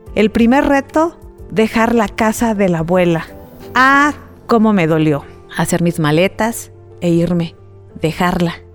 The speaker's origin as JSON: {"language": "Spanish", "country": "Mexico", "said": "darnos la mano como mexicanos"}